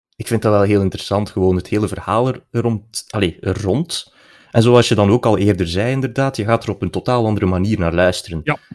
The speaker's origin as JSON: {"language": "Dutch", "area": "region around Tielt and Aalter", "region": "border of West and East Flanders", "country": "Belgium", "said": "Dat is eh, de streek rond eh, Tielt en Aalter, eigenlijk op de grens West-Oost-Vlaanderen"}